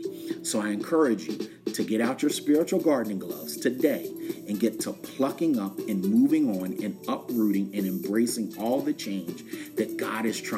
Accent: West Chester, Pennsylvania, United States; when I was growing up in Westchester, Pennsylvania, right outside of Philadelphia

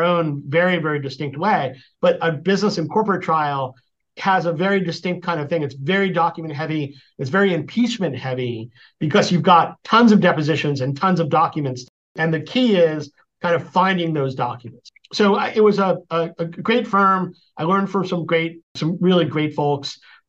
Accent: East Coast, United States; Sure. I grew up on the East Coast.

